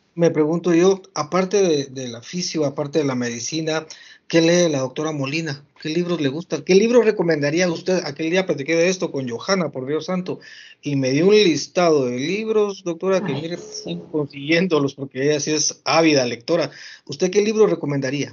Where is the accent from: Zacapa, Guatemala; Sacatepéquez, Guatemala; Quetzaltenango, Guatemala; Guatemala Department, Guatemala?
Guatemala Department, Guatemala; San Miguel Petapa; mi pueblo, aquí a San Miguel Petapo